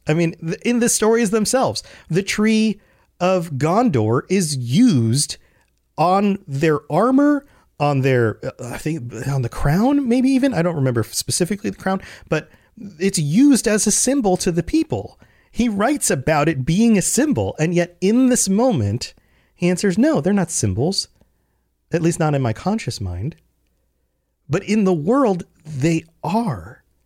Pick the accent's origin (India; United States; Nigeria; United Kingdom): United States; I'm an American